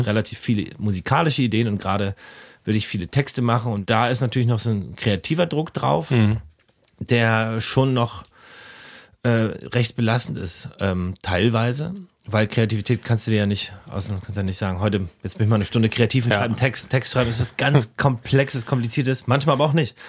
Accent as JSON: {"language": "German", "region": "Berlin", "country": "Germany", "tie": "born or raised there", "said": "der Tierpark ist in der Kartors, wo ich aufgewachsen bin"}